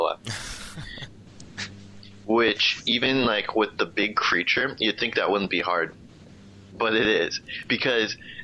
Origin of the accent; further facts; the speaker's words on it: United States; being the American I am